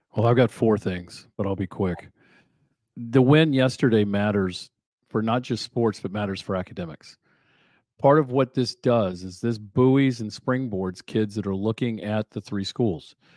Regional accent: Fishersville, Virginia, United States; I grew up in Fishersville, right across the mountain

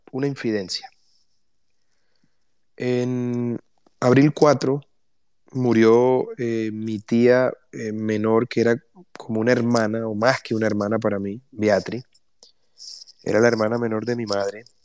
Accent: Colombia; Porque todos somos colombianos.

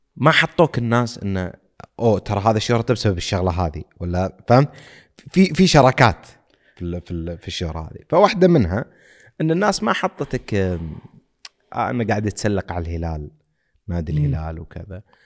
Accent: Saudi Arabia; عندنا بالسعوديه

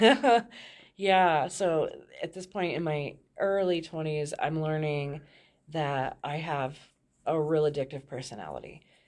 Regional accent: Thornton, Colorado, United States; I grew up in Thornton, um, Colorado

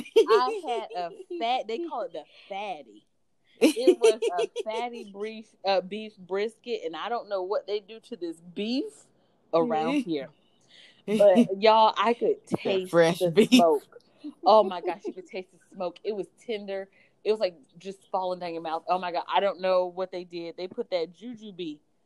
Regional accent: East Coast, United States; You know, I'm from the East Coast with hurricanes.

